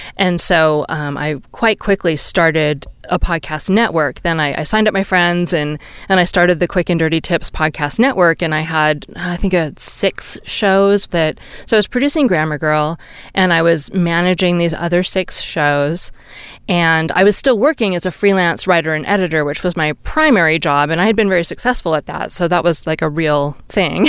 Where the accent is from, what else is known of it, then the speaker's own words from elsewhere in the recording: Seattle, Washington, United States; also born or lived in Santa Cruz, California / Bay Area, California / Arizona / Silicon Valley; now in Reno, United States; I grew up in Seattle and I spent many years in Northern California in Santa Cruz and the Bay Area and then a few years in Arizona